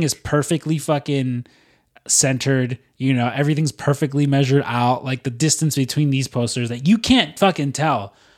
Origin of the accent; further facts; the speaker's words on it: United States; I'm I'm American